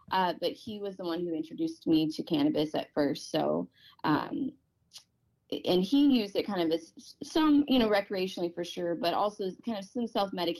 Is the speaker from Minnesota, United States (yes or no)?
no; Oklahoma, United States; now in Port Angeles, United States; growing up in Oklahoma